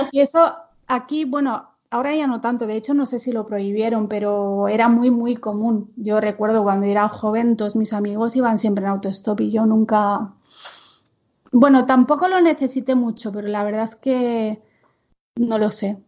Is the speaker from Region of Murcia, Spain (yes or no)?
no; Menorca, Balearic Islands, Spain; first language Catalan; Spanish is a second language; moved away; also born or lived in Barcelona; en donde yo nací, en Menorca, eh, todo el mundo es bilingüe, pero básicamente el idioma es el catalán. O sea, yo no me imagino hablándole a mi madre en castellano